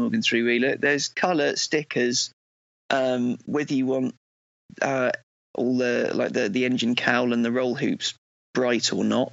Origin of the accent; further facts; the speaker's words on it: Cambridge, East of England, United Kingdom; now in London, United Kingdom; I do live in London, but I grew up in Cambridge